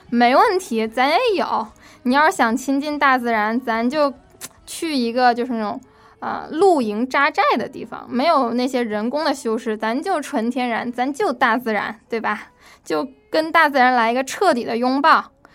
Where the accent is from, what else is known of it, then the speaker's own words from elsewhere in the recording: Northeast China, China; now in Washington, United States; 我是在东北长大的嘛